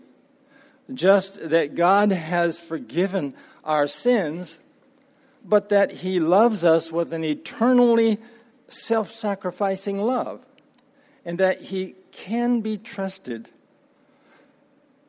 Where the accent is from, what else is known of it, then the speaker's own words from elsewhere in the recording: Appalachian Mountain region, United States; Started off on a farm, actually a tree farm. For those who don't know, that's what they call the timber business. And my father had a vision for making a living with trees in Appalachia. So I'm from the Appalachian Mountain region